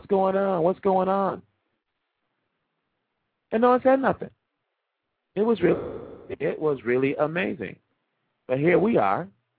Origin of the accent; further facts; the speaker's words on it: Georgia, United States; I'm not no African. I'm from Georgia.